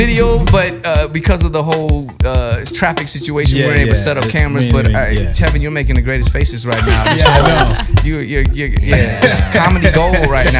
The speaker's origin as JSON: {"language": "English", "country": "Guam", "said": "I'm from Guam"}